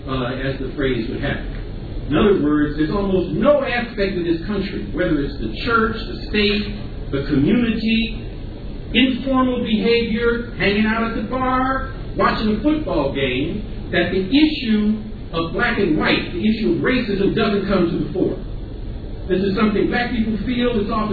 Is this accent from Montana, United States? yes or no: no; Chicago, Illinois, United States; I am a Chicagoan